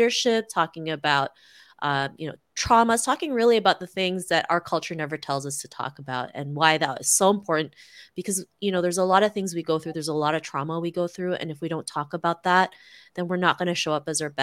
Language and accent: English; Toronto, Ontario, Canada; growing up in Toronto, Canada